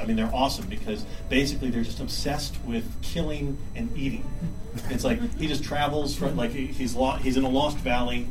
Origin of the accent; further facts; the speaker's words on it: Texas, United States; I grew up in Texas